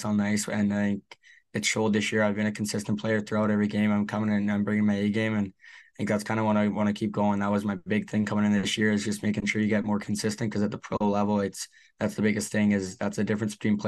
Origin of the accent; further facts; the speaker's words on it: near Edmonton, Alberta, Canada; It's my hometown, or it's near my hometown as well